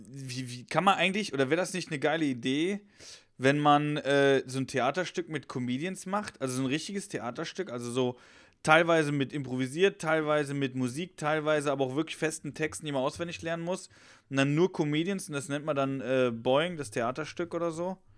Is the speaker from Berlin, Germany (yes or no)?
no; Cologne, North Rhine-Westphalia, Germany; born there; Ich bin gebürtiger Kölner.